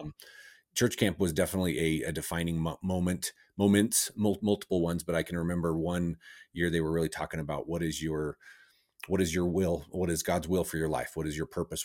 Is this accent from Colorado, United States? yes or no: yes; Cortez, Colorado, United States; I grew up in, uh, Southwest Colorado.